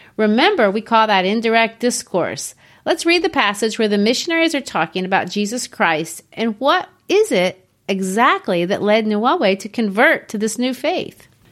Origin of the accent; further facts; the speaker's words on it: United States; my home country, the United States